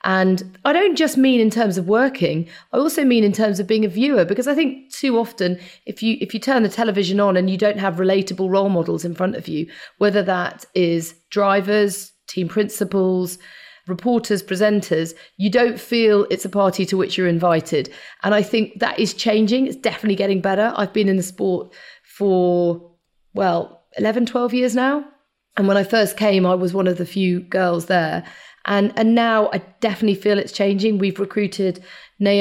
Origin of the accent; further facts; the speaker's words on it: United Kingdom; I was actually born very near to Silverstone.